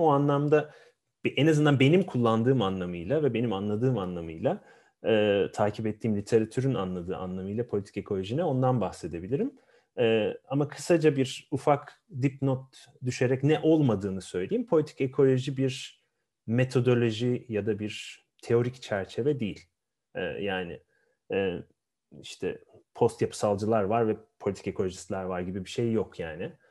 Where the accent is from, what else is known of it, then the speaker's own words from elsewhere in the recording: Ankara, Turkey; also born or lived in Afyon; aslen Afyonluyum ama Ankara'da doğma büyümeliyim